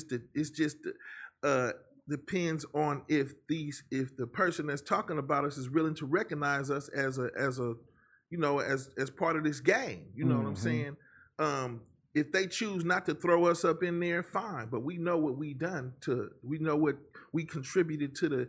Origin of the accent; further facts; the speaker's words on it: Oakland, California, United States; also born or lived in Bryan, Texas / San Francisco / Hayward; I was born in Bryan, mm-hmm. and I moved to Oakland when I was like, before I was 1 year old